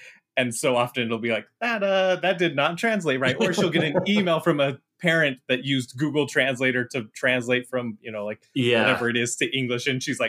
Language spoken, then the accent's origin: English; Midwest, United States; I'm Midwest.